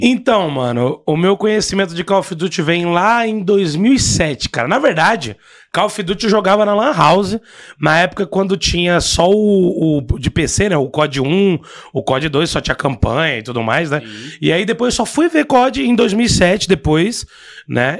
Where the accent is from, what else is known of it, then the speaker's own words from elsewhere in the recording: Goiás, Brazil; eu sou de Goiás